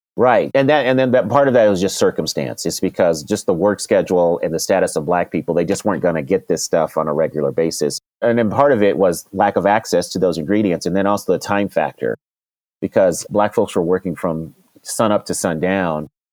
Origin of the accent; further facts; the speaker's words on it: Denver, Colorado, United States; also born or lived in Washington, D.C.; I grew up in Denver, Colorado